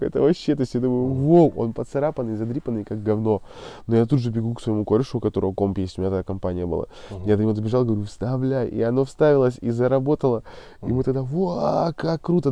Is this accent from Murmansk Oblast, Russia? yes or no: yes; Murmansk, Murmansk Oblast, Russia; я, кстати, из Мурманска